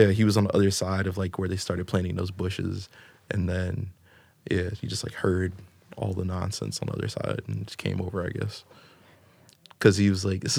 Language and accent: English; Florida, United States; Chicago. I'm from Florida. It's different. It's different. Whiter, and like I said, it's whiter Spanish.